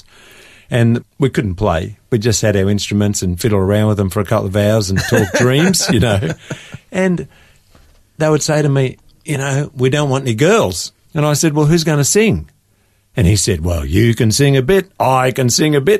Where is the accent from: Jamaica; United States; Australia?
Australia; Gippsland, Victoria; we're both country kids from Gippsland